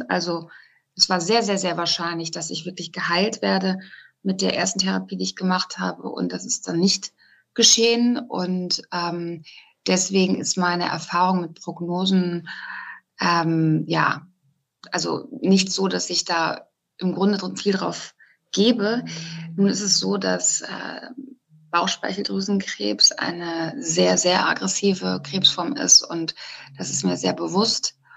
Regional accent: North Rhine-Westphalia, Germany; moved away as an adult; now in Cologne, Germany; genau, und ich komme eigentlich aus, aus Westfalen, aus einem ganz kleinen Kaff. Ähm, und ja, Dorf oder Kaff in, in Ostwestfalen heißt ja nochmal was anderes als jetzt irgendwie am Stadtrand von Köln.

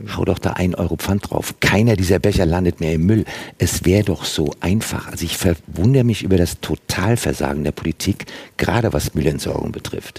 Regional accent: Germany; bei uns in Deutschland

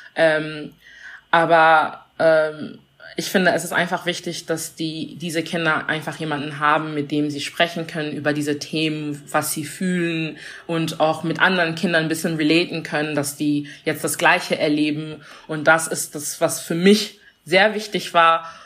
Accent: Germany; also born or lived in Congo; now in Saarbrücken, Germany; meine Kindheit dann in Deutschland

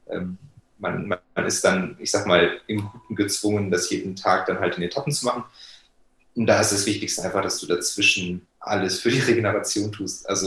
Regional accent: Bonn, North Rhine-Westphalia, Germany; Der ging in meiner Heimat in Bonn in Deutschland über 71 Kilometer

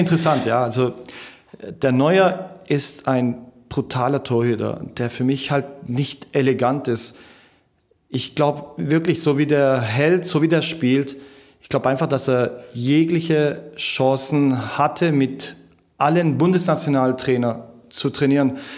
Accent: Germany; ich bin hier geboren in Bad und meine ganzen Freunde sind hier

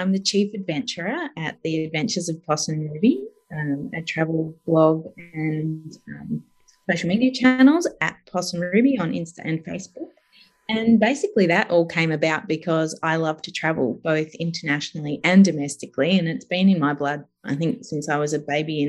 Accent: Dimboola, Victoria, Australia; also born or lived in Seymour / Broadford / Mornington / Falls Creek; now in Melbourne, Australia; we ended up in Dimboola in Western Victoria, so in the little desert area. And we ended up then, my sister and I were at school age, so we ended up staying there

